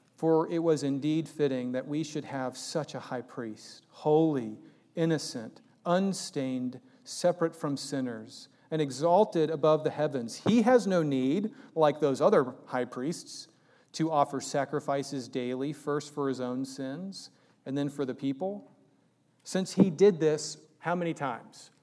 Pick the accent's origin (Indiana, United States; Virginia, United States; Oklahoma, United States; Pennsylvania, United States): Virginia, United States; moved away; I was raised in Virginia for high school